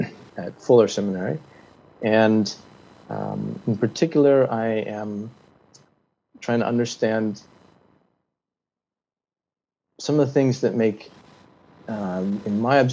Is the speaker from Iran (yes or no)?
no; Nepal; And I suppose being white and growing up in Nepal in the 70s, the benefits of the British Empire extended to us, I think.